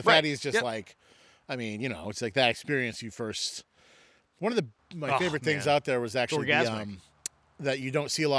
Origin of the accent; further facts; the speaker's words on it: Northeast, United States; growing up in the Northeast